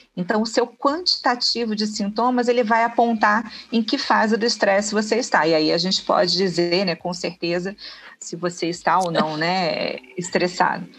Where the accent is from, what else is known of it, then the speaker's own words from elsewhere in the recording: Rio de Janeiro, Brazil; now in Niterói, Brazil; Nasci no Rio, né? No Rio de Janeiro, na capital. Rodei um pouquinho, né? O estado e vim parar aqui em Niterói.